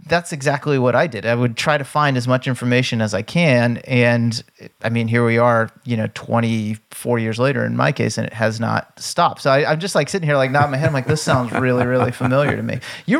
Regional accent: East Coast, United States; aside from the fact that we're both from the East Coast and have the initials MF.

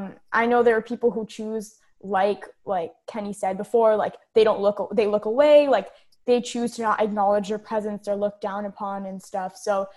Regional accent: India

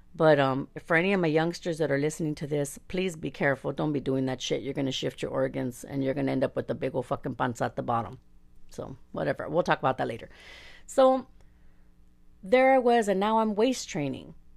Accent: La Puente, California, United States; first language Spanish; English is a second language; I'm from La Puente

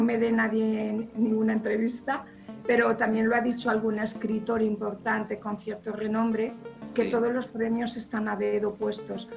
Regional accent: Villarejo de Salvanés, Community of Madrid, Spain; also born or lived in Aranjuez; mi pueblo, ¿no? Que, es un pueblo pequeñito de Madrid

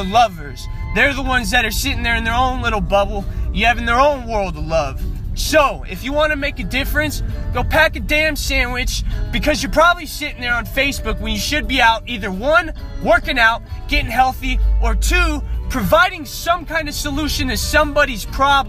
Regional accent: North Las Vegas, Nevada, United States; growing up in North Las Vegas

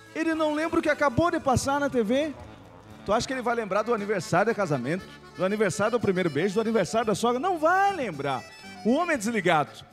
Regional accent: Rio Grande do Sul, Brazil; A gente acha que tudo no Rio Grande do Sul é melhor.

